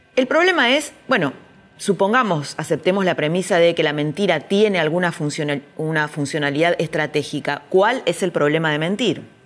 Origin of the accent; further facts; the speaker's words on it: Argentina; los argentinos